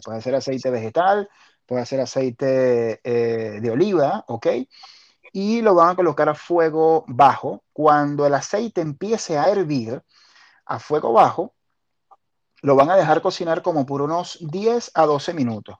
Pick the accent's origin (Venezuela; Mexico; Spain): Venezuela; Maiquetía, La Guaira; also born or lived in Caracas; Yo viví en La Guaira hasta, hasta mis 22 eh, años. Lo que pasa es que, ah, claro, yo, yo nací en, en Maiquetía